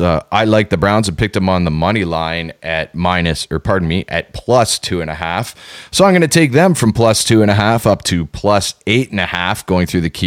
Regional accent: Canada; we are good Canadian boys

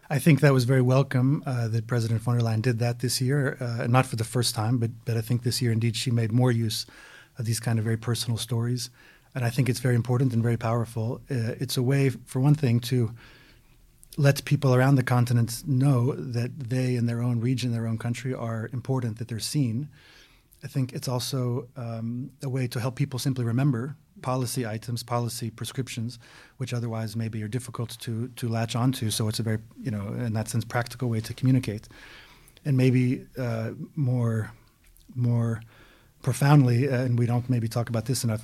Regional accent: United States; also born or lived in Belgium; I'm an American now, also a Belgian, so I'm a Belgian American

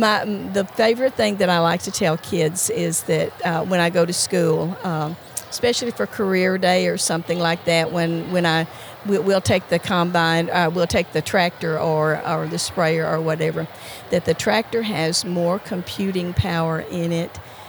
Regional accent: Michigan, United States; Part of the time I was in Michigan.

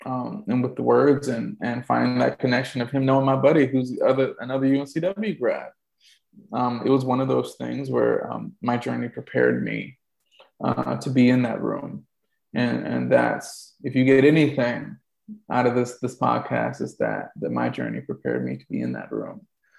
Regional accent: the South, United States; being a Southerner, I would hear stuff being done in the South and I'm like, doesn't sound like anybody I know

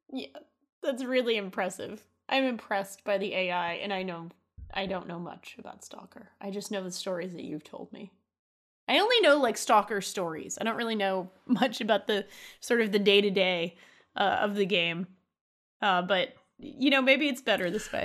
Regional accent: Rhode Island, United States; moved away; also born or lived in San Francisco; my home state

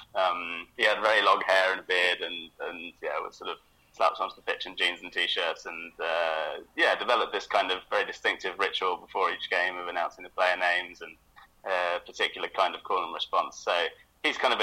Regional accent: United Kingdom; now in Berlin, Germany; me as a British German

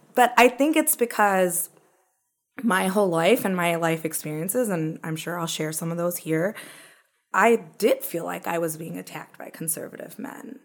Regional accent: Owensboro, Kentucky, United States; We're both born and bred in Kentucky

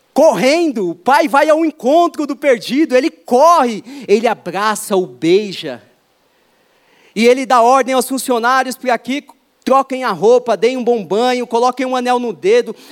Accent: São Paulo, Brazil; Eu nasci aqui em São Paulo, em oitenta e seis

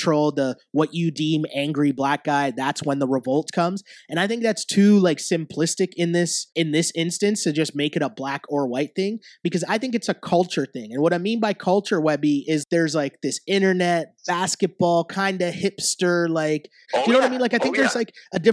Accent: Toronto, Ontario, Canada; I grew up in like inner city Toronto

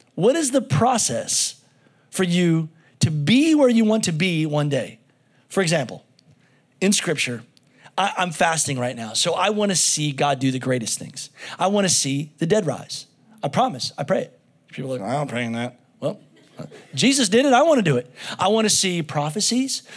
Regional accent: United States; as an American

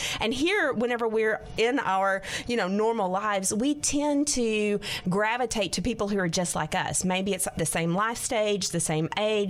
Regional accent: Arkansas, United States; This is my home state. I love the people of Arkansas.

